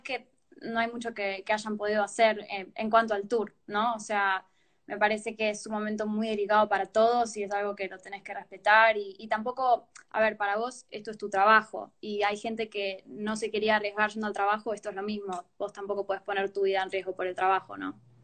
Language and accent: Spanish; Neuquén, Argentina; now in Fort Lauderdale, United States; yo soy de Neuquén, soy una de las colaboradoras de Nuestra Dada. En este momento estoy viviendo en Estados Unidos, en Fort Lauderdale